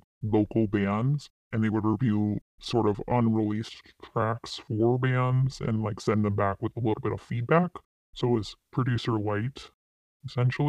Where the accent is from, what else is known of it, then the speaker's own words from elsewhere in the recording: East Coast, United States; also born or lived in Midwest; I grew up on the East Coast